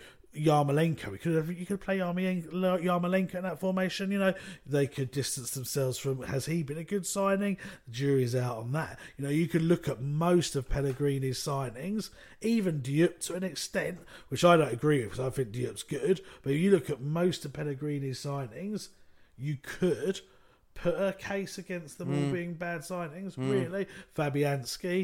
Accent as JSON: {"language": "English", "region": "London", "country": "United Kingdom", "tie": "born or raised there", "said": "growing up in London, we've been surrounded by your Arsenals, your Tottenhams"}